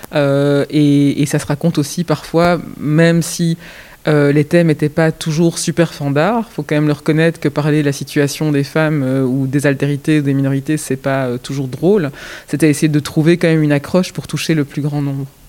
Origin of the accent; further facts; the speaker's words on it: Belgium; je suis né en Belgique, mais mes origines sont ailleurs